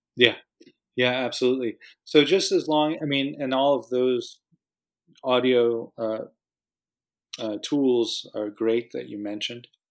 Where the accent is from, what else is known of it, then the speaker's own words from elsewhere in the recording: United States; moved away; I'm from the States originally